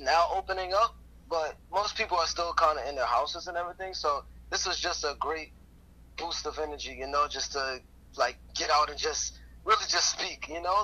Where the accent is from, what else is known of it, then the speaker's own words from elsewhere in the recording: New York City, New York, United States; I'm from Brooklyn, and, and Brooklyn is tough